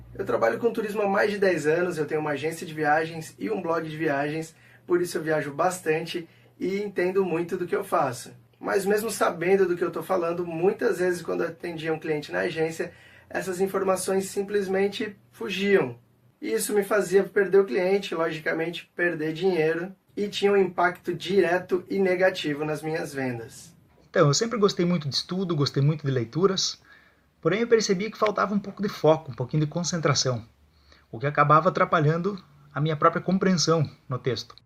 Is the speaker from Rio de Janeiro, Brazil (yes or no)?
no; Rio Claro, São Paulo, Brazil; sou da cidade de Rio Claro, interior do estado de São Paulo